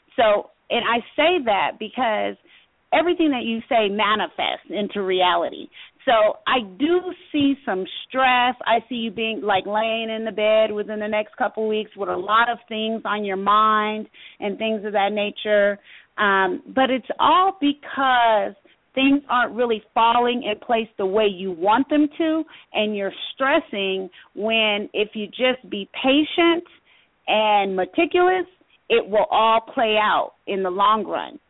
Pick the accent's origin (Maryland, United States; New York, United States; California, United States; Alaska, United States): California, United States; Los Angeles; I was born in Los Angeles, California.